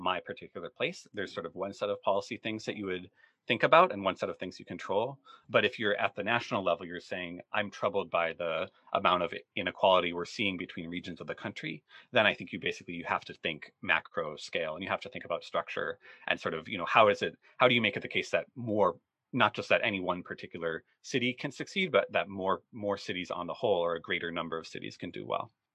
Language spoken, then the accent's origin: English; Rochester, Minnesota, United States; where I grew up in in Rochester, Minnesota